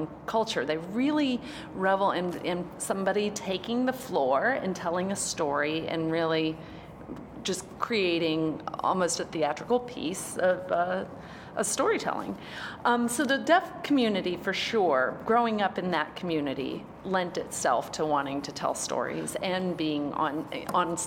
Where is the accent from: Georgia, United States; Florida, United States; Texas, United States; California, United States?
Texas, United States; Montgomery; accent: twang; moved away as an adult; also born or lived in Oklahoma / Dallas-Fort Worth, Texas / Akron, Ohio / Columbus, Ohio; now in New York, United States; raised in South Texas in a teeny tiny town called Montgomery, which is north of Houston.